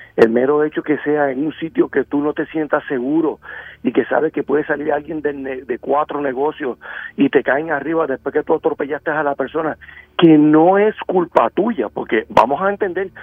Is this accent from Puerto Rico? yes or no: yes; Bayamón, Puerto Rico; Yo soy residente de Bayamón y, muy cerca del pueblo de Bayamón